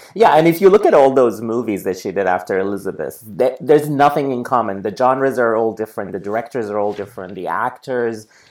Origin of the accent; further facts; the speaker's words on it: Sudan; now in New York City, United States; I grew up in Sudan